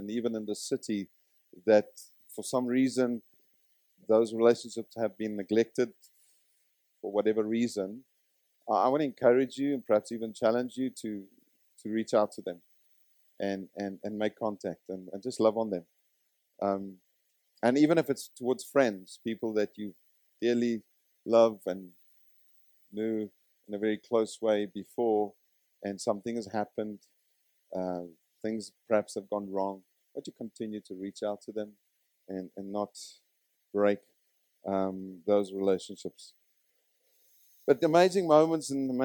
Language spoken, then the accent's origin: English; Zimbabwe; I come from Zimbabwe